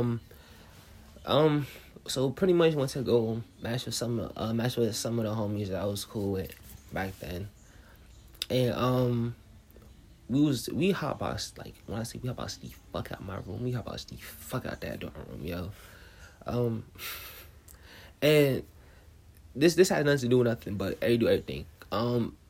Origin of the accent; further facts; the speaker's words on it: New Jersey, United States; I'm from New Jersey, so, you know, New Jersey to death